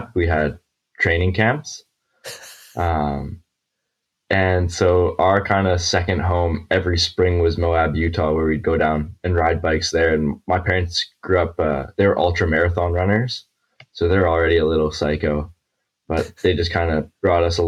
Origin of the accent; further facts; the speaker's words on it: Alberta, Canada; now in Squamish, Canada; I grew up kind of in Alberta, which is like more central Canada